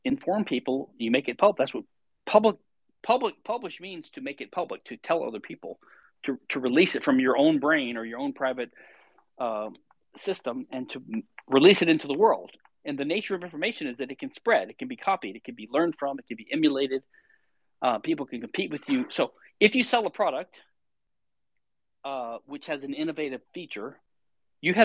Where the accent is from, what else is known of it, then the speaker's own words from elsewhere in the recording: Louisiana, United States; I'm from Louisiana